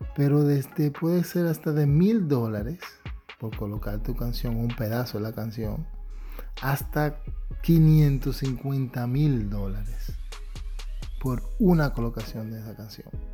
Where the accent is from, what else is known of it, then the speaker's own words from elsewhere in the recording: New York, United States; yo viniendo nacido y criado en Nueva York